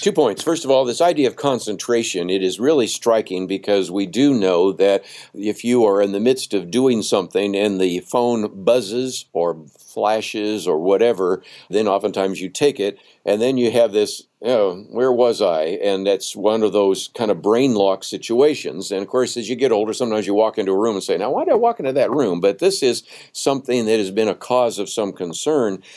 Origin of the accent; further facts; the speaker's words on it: Berkeley, California, United States; even though I grew up in the San Francisco Bay Area, I mean, I was born in Berkeley